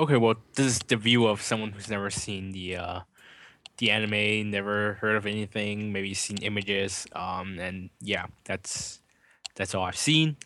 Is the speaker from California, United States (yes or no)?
yes; California, United States; as a Californian